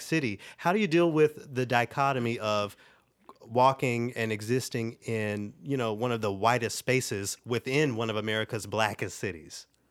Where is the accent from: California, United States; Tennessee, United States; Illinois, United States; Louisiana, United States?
Tennessee, United States; Memphis; born or raised there; moved away